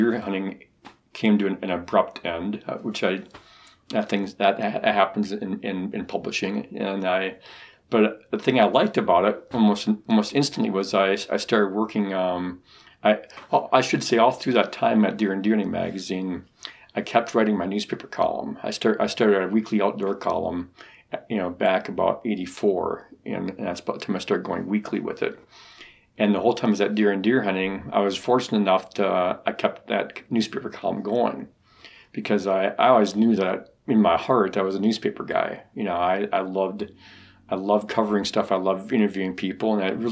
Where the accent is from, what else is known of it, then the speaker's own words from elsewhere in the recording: Wisconsin, United States; I grew up in Wisconsin